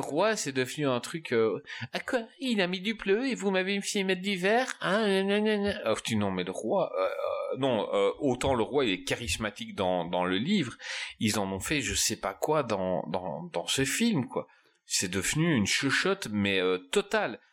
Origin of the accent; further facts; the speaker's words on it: Belgium; je suis belge